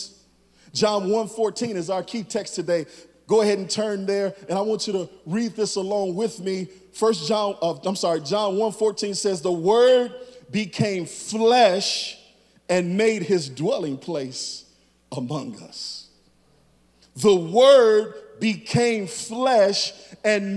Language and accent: English; Chicago, Illinois, United States; moved away; I'm from Chicago.